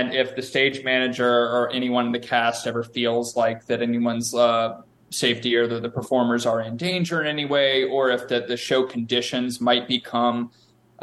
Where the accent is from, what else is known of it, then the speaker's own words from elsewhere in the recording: Durham, North Carolina, United States; moved away as an adult; also born or lived in Ohio / New York; I was born in North Carolina